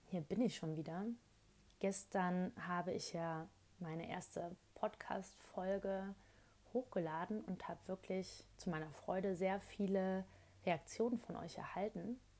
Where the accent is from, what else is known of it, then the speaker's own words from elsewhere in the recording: Rhineland, Germany; born there; ich bin gebürtige Rheinländerin und die reden ja super gerne laut und schnell.